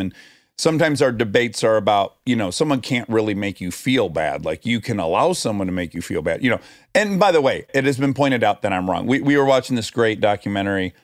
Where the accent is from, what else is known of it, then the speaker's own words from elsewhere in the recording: Milford, Michigan, United States; I'm from Milford, Michigan, twenty miles up U S twenty-three from you